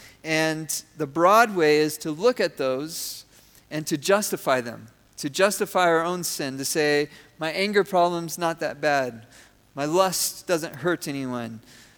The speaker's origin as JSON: {"language": "English", "country": "Venezuela", "tie": "born or raised there", "said": "I grew up in Venezuela."}